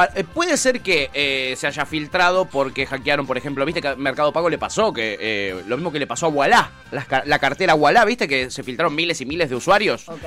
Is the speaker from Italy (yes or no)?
no; Recoleta, Buenos Aires, Argentina; yo soy de Recoleta, ¿ok? Yo no soy de Palermo